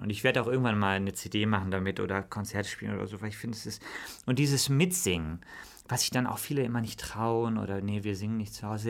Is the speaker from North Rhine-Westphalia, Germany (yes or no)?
yes; Bonn, North Rhine-Westphalia, Germany; wir sind im großen Pfarrhaus, bin ich aufgewachsen in Bonn